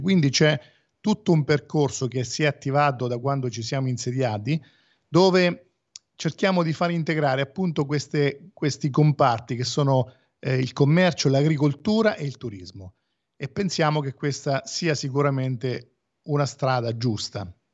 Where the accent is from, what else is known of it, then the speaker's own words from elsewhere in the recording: Porto San Giorgio, Marche, Italy; io sono di Porto San Giorgio e quindi alla provincia di Fermo